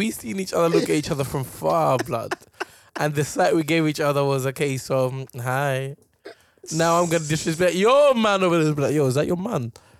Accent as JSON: {"language": "English", "country": "United Kingdom", "said": "I'm British as well."}